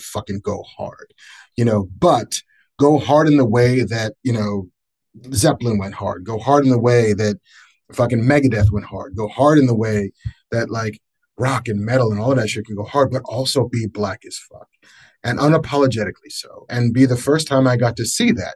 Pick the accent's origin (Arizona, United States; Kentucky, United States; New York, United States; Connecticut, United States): New York, United States; Baldwin; also born or lived in Bronx, New York; I was born in the Bronx, grew up in Baldwin.